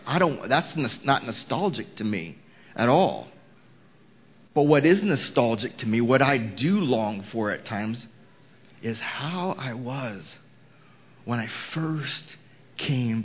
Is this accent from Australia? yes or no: no; Houston, Texas, United States; now in Mooresville, United States; Houston, which was my hometown